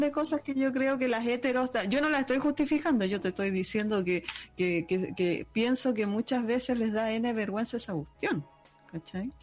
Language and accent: Spanish; Puente Alto, Santiago Metropolitan Region, Chile; also born or lived in Conchalí; yo viví en Conchalí en mi infancia, en mi adolescencia estuve en Puente, viví en Puente Alto